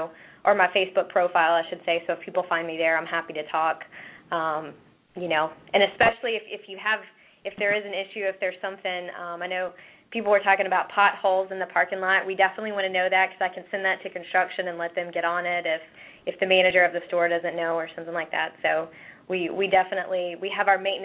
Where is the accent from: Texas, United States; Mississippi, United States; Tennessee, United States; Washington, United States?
Tennessee, United States; East; growing up in East Tennessee